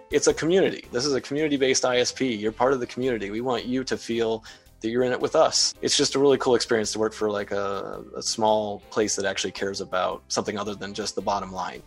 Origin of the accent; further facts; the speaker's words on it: Wadsworth, Ohio, United States; born and raised in Wadsworth